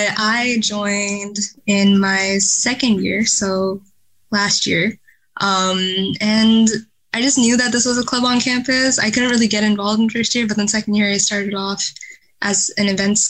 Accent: Whitby, Ontario, Canada; moved away as an adult; also born or lived in Sri Lanka; now in Kingston, Canada; my family came to Canada when I was like three and ever since we've been in Whitby

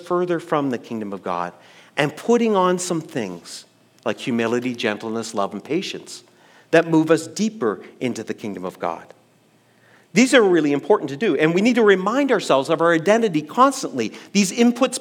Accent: East Coast of Canada, Atlantic Canada, Canada; I grew up on the East Coast of Canada in a church that was really focused on the holiness

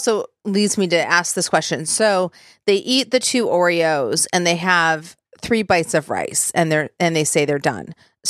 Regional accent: Michigan, United States; now in Tennessee, United States; I'm from Michigan, then we call it pop. So, but I live in Tennessee and they call it soda.

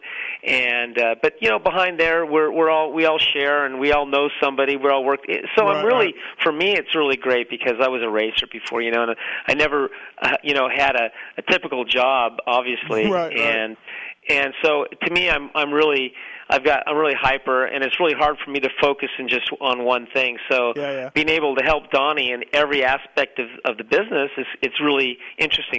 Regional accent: Torrance, California, United States; I grew up in Torrance.

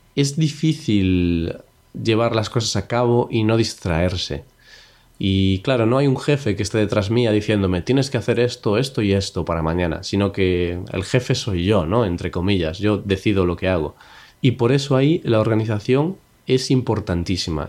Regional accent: Spain; yo soy español

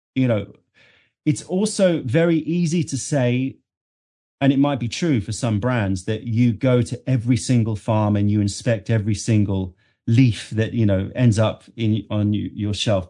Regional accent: London, United Kingdom; also born or lived in New York, United States; being born and brought up in London

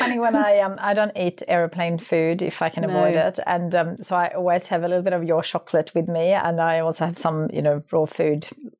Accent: Sweden; moved away; I grew up in Sweden.

